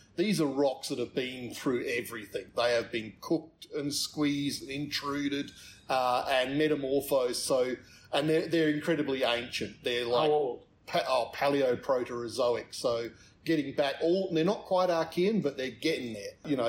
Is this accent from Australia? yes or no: yes; Adelaide, South Australia, Australia; now in Alice Springs, Australia; I grew up in Adelaide, yes, in South Australia.